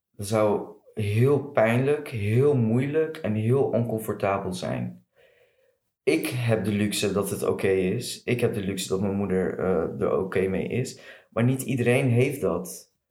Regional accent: Morocco; Maar ja, voor mij persoonlijk, als Marokkaan zijnde. En Marokko is natuurlijk een islamitisch land.

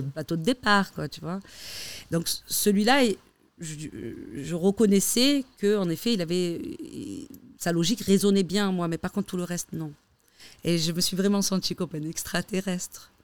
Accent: Algeria; now in Switzerland; je suis algérienne

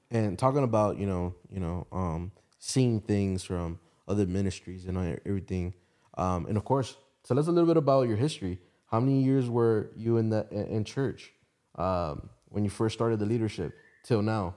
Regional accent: Hialeah, Florida, United States; moved away as an adult; now in Atlanta, United States; I was born, yeah, Hialeah Hospital

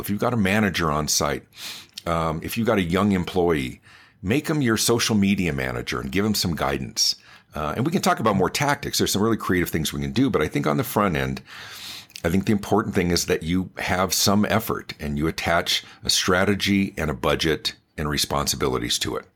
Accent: Denver, Colorado, United States; also born or lived in Los Angeles, California; I was born in Los Angeles, but grew up in the Denver area

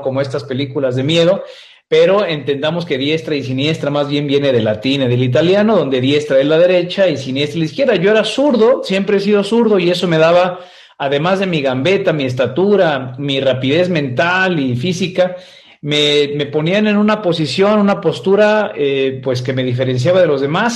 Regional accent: Guadalajara, Jalisco, Mexico; yo soy oriundo de Guadalajara, México. Yo nací en esta bella ciudad tapatía

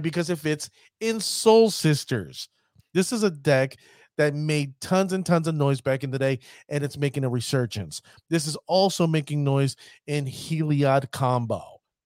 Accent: United States; I'm an American

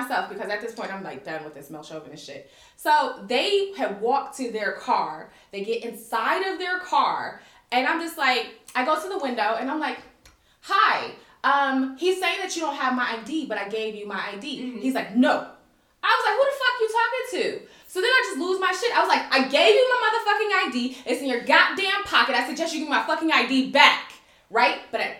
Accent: United States; moved away as an adult; now in Kuwait; I'm American

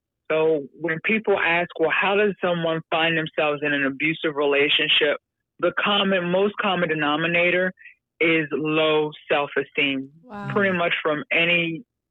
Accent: York, Pennsylvania, United States; I grew up in York, Pennsylvania, right up there on 83 and near Hershey

